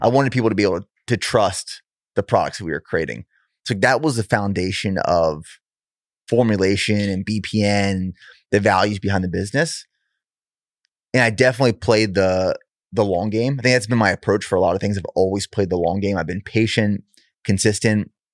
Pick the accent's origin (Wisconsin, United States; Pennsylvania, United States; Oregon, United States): Pennsylvania, United States; I'm from Pennsylvania originally